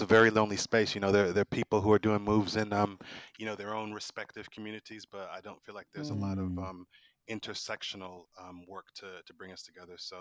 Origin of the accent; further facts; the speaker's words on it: Midwest, United States; also born or lived in Chicago; we grew up in the Midwest. So I grew up in a very kind of rural white community because we moved away from Chicago.